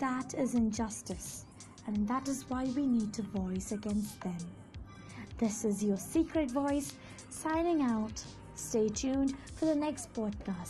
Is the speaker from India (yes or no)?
yes; India; I am an Indian